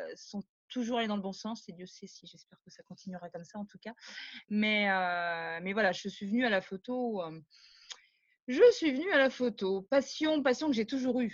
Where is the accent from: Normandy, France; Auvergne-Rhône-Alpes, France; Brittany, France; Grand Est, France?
Brittany, France; Rennes; moved away as an adult; also born or lived in Paris; je suis rennaise, pure souche